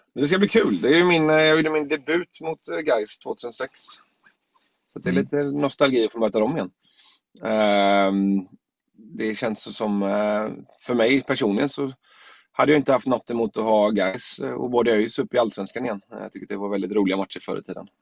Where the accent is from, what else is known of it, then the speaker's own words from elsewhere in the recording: Gothenburg, Västra Götaland, Sweden; landa hemma i Göteborg igen